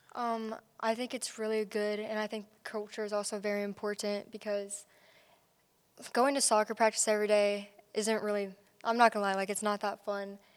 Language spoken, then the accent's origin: English; Kansas City, Missouri, United States; I'm from Kansas City, Missouri